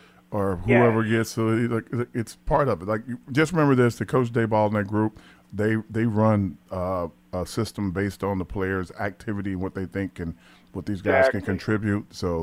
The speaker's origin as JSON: {"language": "English", "region": "New York", "country": "United States", "lives_now": "Atlanta, United States", "said": "I'm down here in Atlanta. I'm from New York."}